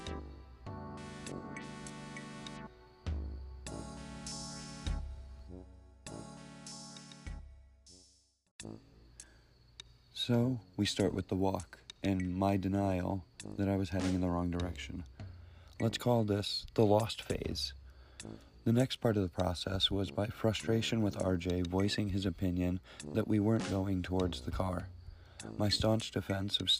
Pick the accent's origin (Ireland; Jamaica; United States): United States; Connecticut